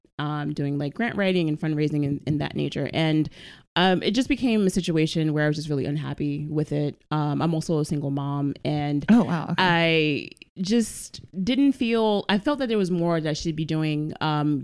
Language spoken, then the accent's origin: English; New York City, New York, United States; I'm Bronx born and raised and bred